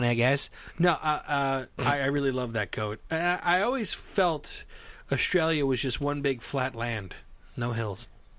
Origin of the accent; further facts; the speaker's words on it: United States; an American like me, okay, who's born and raised in America.